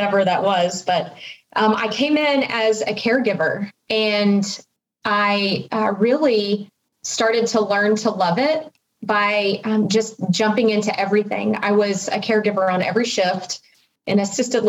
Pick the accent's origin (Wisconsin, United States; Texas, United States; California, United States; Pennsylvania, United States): Texas, United States; Fort Worth; also born or lived in Arkansas; I'm originally from Fort Worth, but went to college in Arkansas